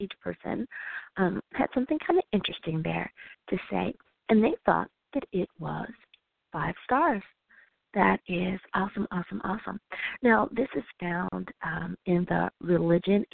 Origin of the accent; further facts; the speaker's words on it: United States; my home country. Thank you, USA